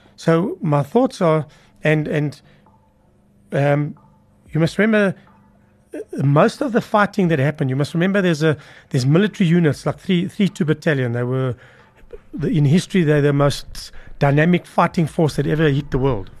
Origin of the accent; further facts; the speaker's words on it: Johannesburg, Gauteng, South Africa; They put us in Bellavista, which is south of Johannesburg